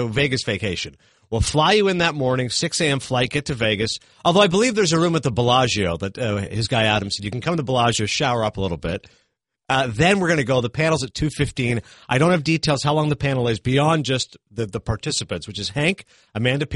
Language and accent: English; Kingston, Ontario, Canada; moved away; also born or lived in Hollywood, California; I grew up in Kingston